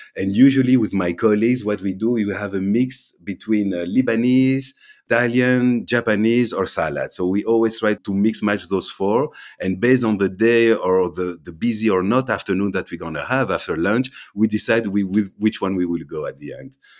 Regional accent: Belgium; also born or lived in London / Amsterdam / Thessaloniki, Greece; So my family's from Greece, but I was born and raised here in Belgium.

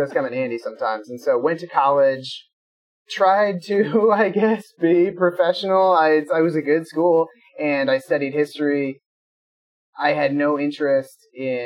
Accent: Des Moines, Iowa, United States; I am roughly 6 blocks from the hospital I was born in, so geographically I have not come very far in life. I grew up right outside Des Moines

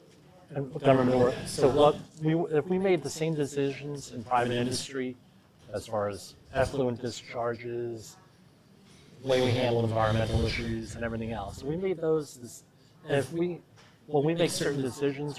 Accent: United States; I'm from the New York, New Jersey area with the offshore windmills

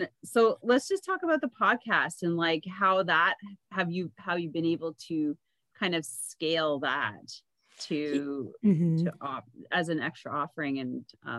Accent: Canada; because I'm Canadian.

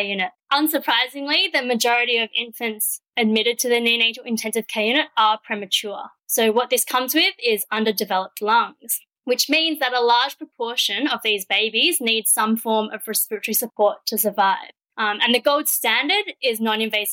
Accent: Perth, Western Australia, Australia; moved away as an adult; also born or lived in Melbourne; I grew up in Perth and I went straight into a Bachelor of Science at the University of Western Australia

